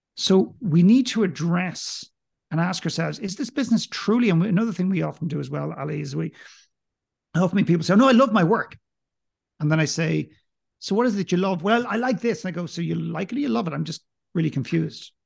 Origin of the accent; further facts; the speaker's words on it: Ireland; accent: Irish; I don't have a very strong accent. I'm clearly Irish